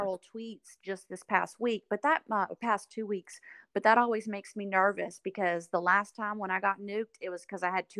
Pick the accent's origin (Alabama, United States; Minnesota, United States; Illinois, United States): Alabama, United States; Alabama Gulf Coast, United States; accent: country; moved away; that's where I was born and raised most of my life.